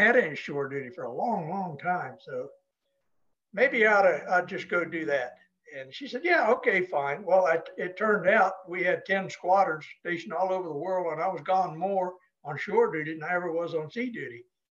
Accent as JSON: {"language": "English", "town": "Lebanon", "region": "New Hampshire", "country": "United States", "tie": "born or raised there", "moved": "as an adult", "said": "I'm a damn Yankee. I was born in Lebanon, New Hampshire, raised on a farm there to two wonderful parents. And I tell people today that I grew up in a Norman Rockwell farm, and we had our own pond for ice skating and skiing"}